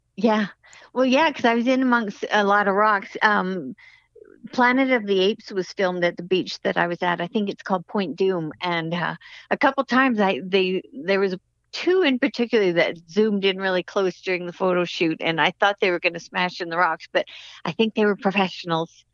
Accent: Canada; being Canadian

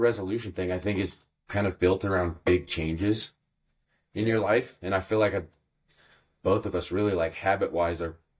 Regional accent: Reno, Nevada, United States; shortly before my family had me, they moved into Reno, and that's kind of where I was born and raised. But it's kind of nice, like, moving to a bigger city, not a big city by any means, but kind of with that background of blue collar, small town.

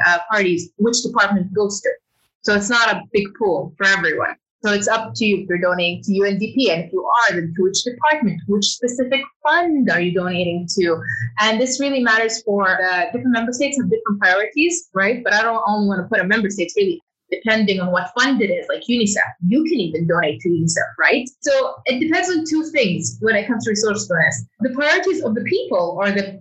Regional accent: Saudi Arabia; moved away as an adult; also born or lived in United Kingdom / London; now in New York, United States; I grew up in Saudi Arabia, and then in 2011, 2019, I was based in the UK

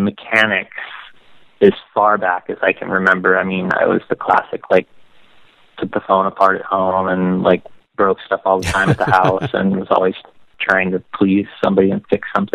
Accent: Las Vegas, Nevada, United States; I grew up in Las Vegas

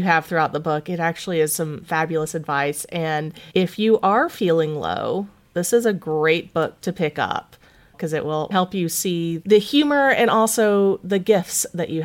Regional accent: East Tennessee, United States; I grew up in East Tennessee

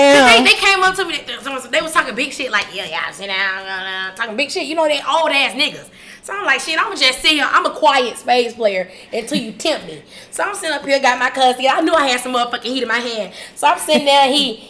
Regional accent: Tuscaloosa, Alabama, United States; you just got beat by a bitch from Tuscaloosa, you feel me? From the west side of Tuscaloosa at that.

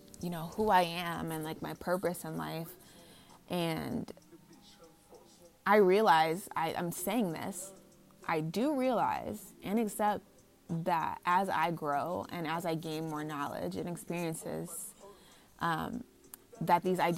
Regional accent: United States; also born or lived in Los Angeles, California; I'm from here, like, I'm an American

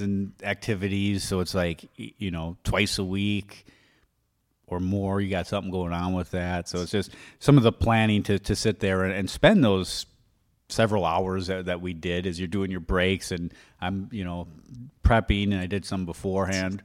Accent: Wisconsin, United States; moved away; I'm from Wisconsin

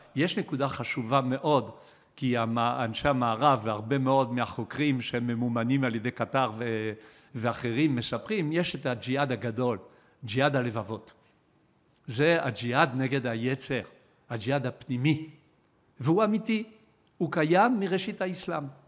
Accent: Israel; אנחנו כישראלים

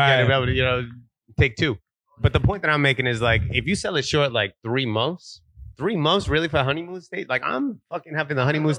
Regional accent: New York City, New York, United States; also born or lived in Long Island; I grew up in Brooklyn.

